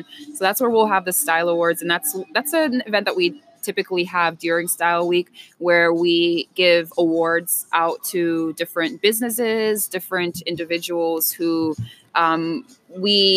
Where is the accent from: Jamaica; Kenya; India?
Jamaica; also born or lived in New York; now in Pittsburgh, United States; I'm originally from Jamaica by ways of New York.